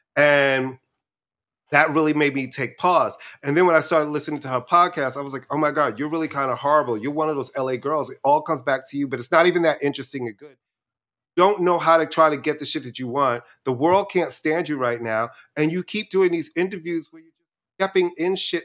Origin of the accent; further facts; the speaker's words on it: New York City, New York, United States; also born or lived in Brooklyn; I was born in Brooklyn, then we moved to Queens right before I was in the first